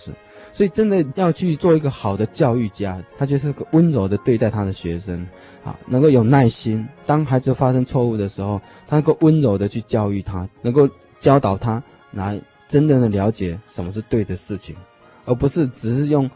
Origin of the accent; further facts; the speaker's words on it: China; 老子哈的哲学呢，就是我们中国人啊一个很独特的一种哲学方式